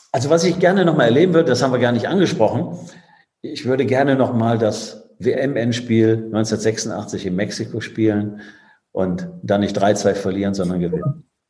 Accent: Düsseldorf, North Rhine-Westphalia, Germany; moved away; also born or lived in Bremen / France; Ich bin Düsseldorfer, das ist, äh, das ist meine Heimatstadt

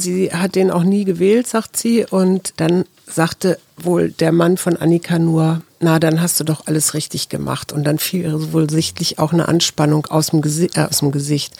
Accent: Kiel, Schleswig-Holstein, Germany; moved away; ich bin ja mal in Kiel zur Schule gegangen

